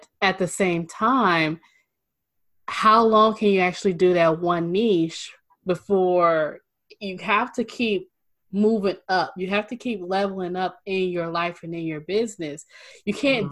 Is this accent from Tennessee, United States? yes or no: no; Northern California, United States; I'm from Northern California, so I'm up in the Bay Area.